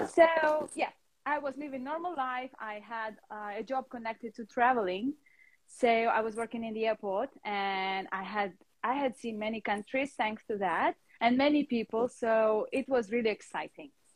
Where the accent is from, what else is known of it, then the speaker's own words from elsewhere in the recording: Russia; now in London, United Kingdom; And now I'm living in London, but originally I'm from Russia.